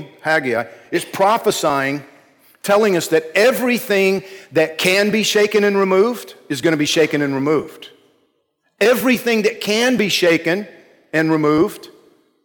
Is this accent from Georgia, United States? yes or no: yes; Georgia, United States; when I was a kid growing up in Georgia